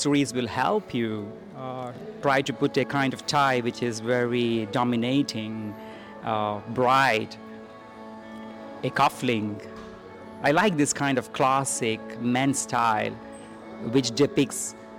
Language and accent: English; Dubai, United Arab Emirates; I was born in Dubai